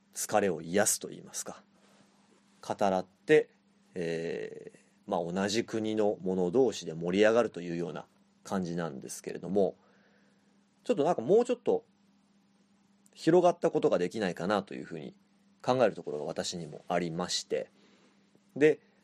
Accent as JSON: {"language": "Japanese", "region": "Chiba", "country": "Japan", "tie": "born or raised there", "moved": "as an adult", "lives_now": "Suzhou, China", "said": "私は千葉県出身"}